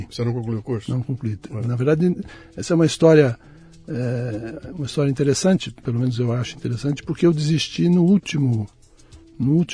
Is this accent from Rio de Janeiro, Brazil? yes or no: no; São Paulo, Brazil; Eu nasci em São Paulo mesmo.